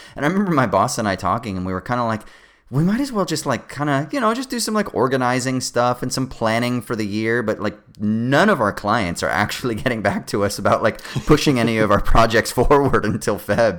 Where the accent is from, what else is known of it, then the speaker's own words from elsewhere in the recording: Southern California, United States; I grew up in Southern California